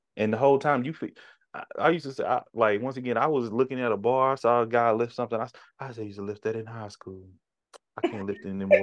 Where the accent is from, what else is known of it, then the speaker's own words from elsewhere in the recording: United States; we were born and raised here